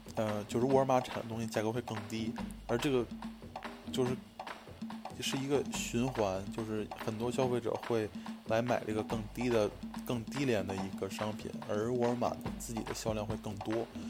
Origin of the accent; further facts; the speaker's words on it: Beijing, China; moved away as an adult; now in United States; 我作为一个北京人，在二十多年里边吃涮肉的一些经历和经验